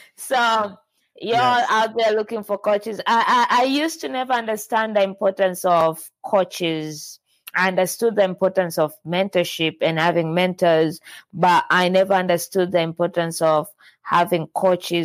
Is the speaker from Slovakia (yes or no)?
no; Tanzania; I'm from Tanzania